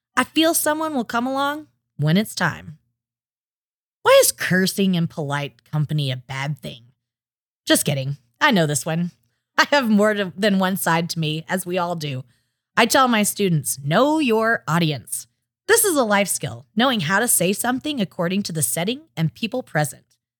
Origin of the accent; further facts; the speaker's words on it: Oklahoma, United States; I was raised in Oklahoma